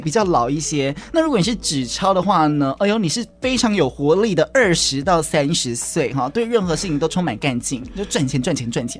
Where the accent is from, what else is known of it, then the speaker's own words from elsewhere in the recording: Kaohsiung, Taiwan; 明明也是高雄的我